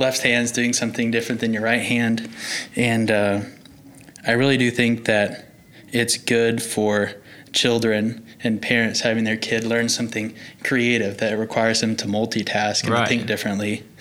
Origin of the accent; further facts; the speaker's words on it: Norman, Oklahoma, United States; I grew up in Norman, Oklahoma, and grew up into a musical family.